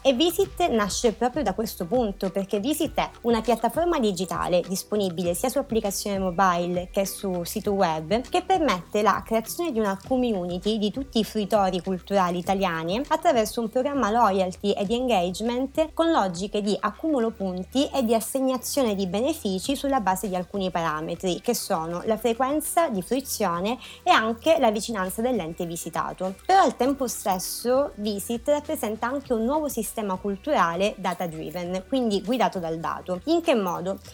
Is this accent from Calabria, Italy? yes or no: yes; Reggio Calabria, Calabria, Italy; now in Milan, Italy; Io vengo da Reggio Calabria